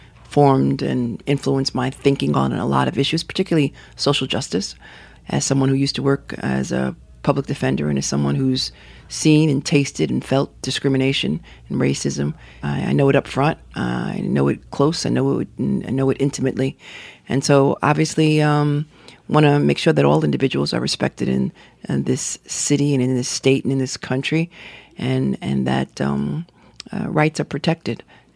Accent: New York City, New York, United States; So I was born in Park Slope.

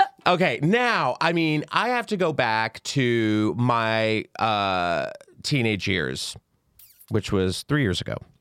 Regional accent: Texas, United States; a questioning gay kid, growing up in Texas

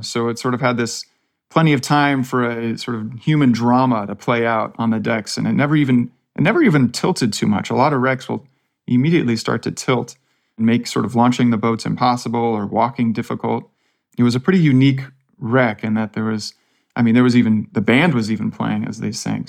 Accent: Palo Alto, California, United States; I'm just from Palo Alto, so about as far from the ranch as, as you can get

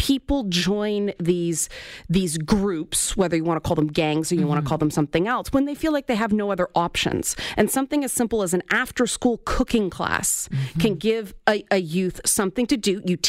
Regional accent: Toronto, Ontario, Canada; I grew up in the Jane Finch neighborhood of Toronto.

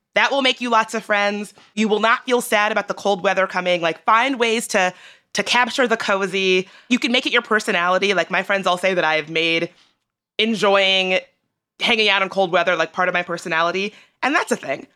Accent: Richmond, Virginia, United States; now in Washington, D.C., United States; I grew up in Richmond

